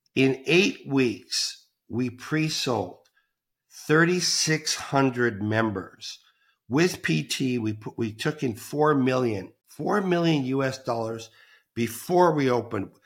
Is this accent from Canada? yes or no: yes; Toronto, Ontario, Canada; moved away; I'm Canadian, back to Toronto, Canada